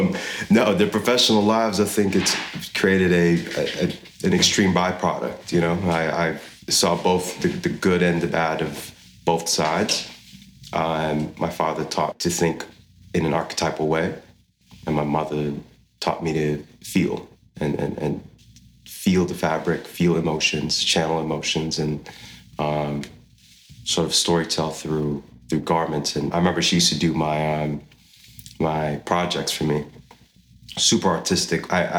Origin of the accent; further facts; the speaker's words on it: Saudi Arabia; And growing up in Saudi, seeing, you know, all the cultural things of community-based eating, going to the mosques to pray with my family.